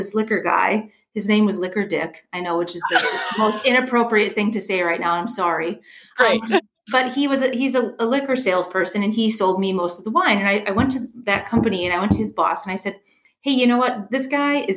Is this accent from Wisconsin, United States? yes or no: yes; Wisconsin, United States; moved away; I'm originally from Wisconsin.